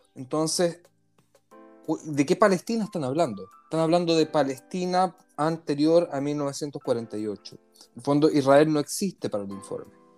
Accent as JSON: {"language": "Spanish", "country": "Chile", "said": "como decimos en Chile"}